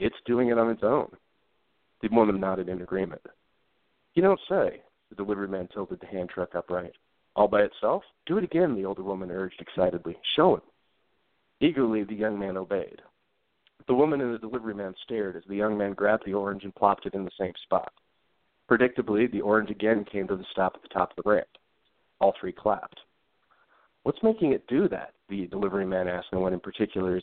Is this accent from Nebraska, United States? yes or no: yes; Omaha, Nebraska, United States; moved away as an adult; also born or lived in West Coast; now in Denver, United States; I grew up in Omaha, Nebraska, mainly in the Dundee neighborhood for the early part of my life